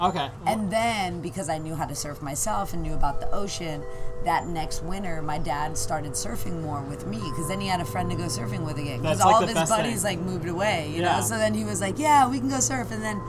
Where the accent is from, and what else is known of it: Agoura Hills, California, United States; born or raised there; also born or lived in Downey, California / the desert